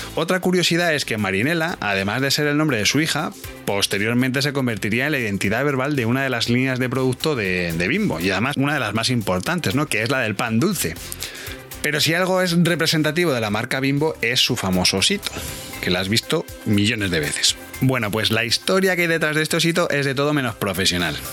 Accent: Spain; como español

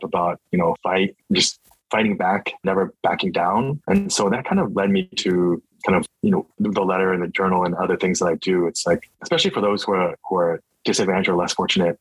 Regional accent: New Jersey, United States; also born or lived in Queens, New York / Princeton, New Jersey; I was born in Queens, New York, so I'm an East Coast boy, and then grew up in New Jersey

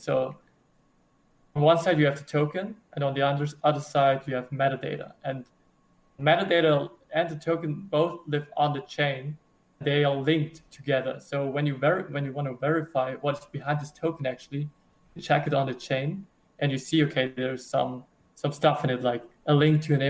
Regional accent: Germany; I'm from Germany.

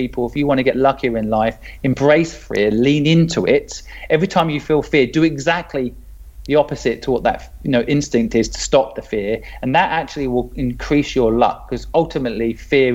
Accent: England, United Kingdom; moved away as an adult; also born or lived in Hong Kong; I'm English

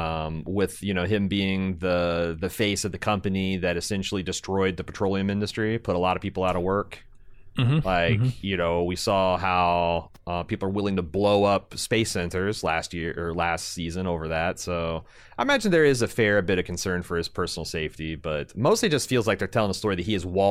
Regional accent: Midwest, United States; I'm from the Midwest.

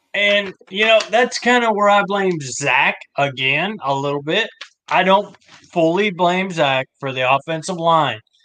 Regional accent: Ohio, United States; I grew up in Ohio.

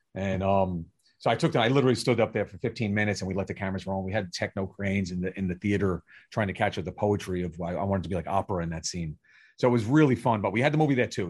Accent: New York City, New York, United States; also born or lived in Brooklyn, New York; I grew up in Staten Island, New York. I moved from Brooklyn

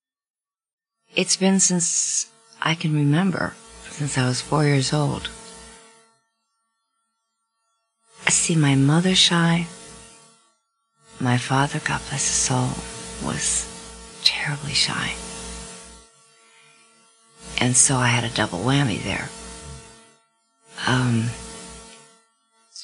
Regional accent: Sweden; I'm Swedish, reserved. I was born in Sweden

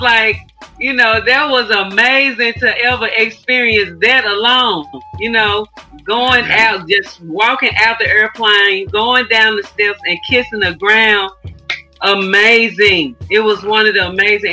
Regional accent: Memphis, Tennessee, United States; I'm born and raised in Memphis. I'm a Southern girl. I've been here all of my life outside of my travels.

